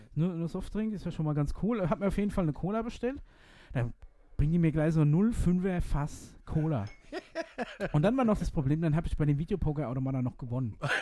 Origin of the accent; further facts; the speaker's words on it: Aschaffenburg, Bavaria, Germany; hier in Aschaffenburg